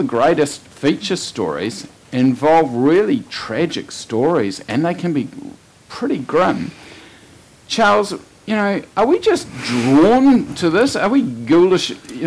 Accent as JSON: {"language": "English", "region": "Marlborough", "country": "New Zealand", "said": "I come from Marlborough."}